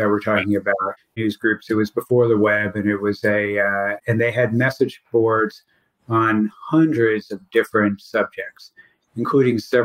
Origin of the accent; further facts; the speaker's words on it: Miami, Florida, United States; moved away as an adult; also born or lived in Louisville, Kentucky / Washington / Nashville, Tennessee / Chicago; now in Tennessee, United States; they ended up in South Florida, and that's where I grew up